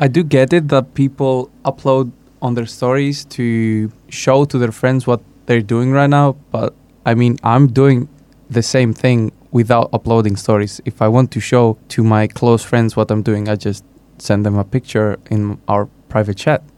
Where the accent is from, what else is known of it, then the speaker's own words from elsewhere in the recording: Greece; 22 years old from Greece